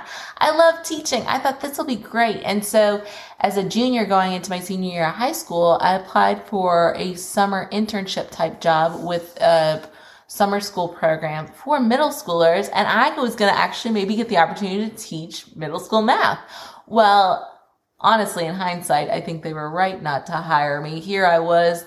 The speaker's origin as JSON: {"language": "English", "region": "Kentucky", "country": "United States", "tie": "born or raised there", "also_born_or_lived": "Memphis", "moved": "as an adult", "said": "I ended up moving back to Kentucky, which is my hometown from where I'd been working in Memphis"}